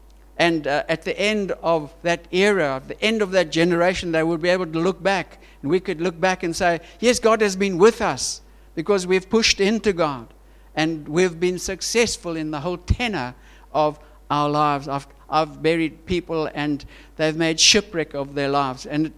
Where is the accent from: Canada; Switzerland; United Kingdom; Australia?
Switzerland; born there; And our Swiss family, I was born in Switzerland, my family says, don't come to Switzerland if you don't get jobs.